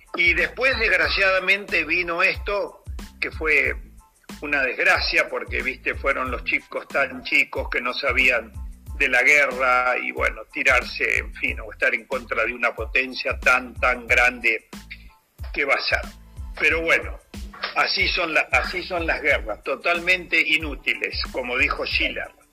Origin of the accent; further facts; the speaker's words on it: Argentina; also born or lived in Paris, France / La Plata; como argentino